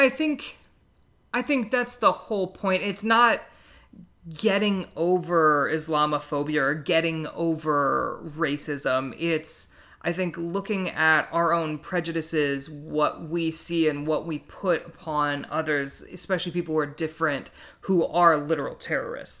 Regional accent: Midwest, United States; I grew up in the Midwest

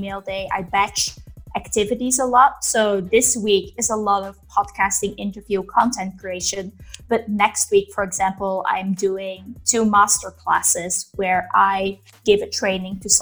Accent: Belgium; moved away as an adult; I'm originally from Belgium, but I've lived in, let's say, 30 different countries in those years

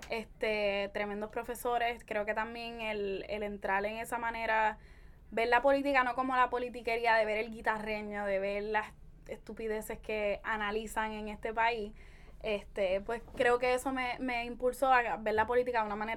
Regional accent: Caguas, Puerto Rico; moved away as an adult; also born or lived in San Juan metro area; yo soy cagüeña, antes que todo.

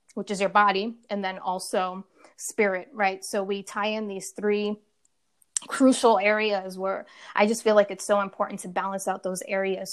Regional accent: Rhode Island, United States; moved away as an adult; also born or lived in California; I'm originally from um, the East Coast, Rhode Island. So I left Rhode Island, my hometown.

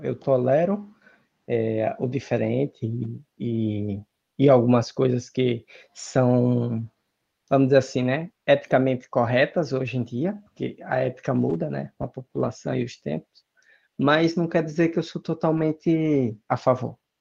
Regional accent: Brazil; no Brasil a gente fala se machuca

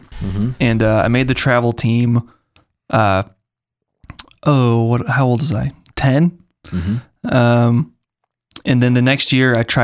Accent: Minneapolis, Minnesota, United States; grew up in Minneapolis, it was a very competitive athletic environment

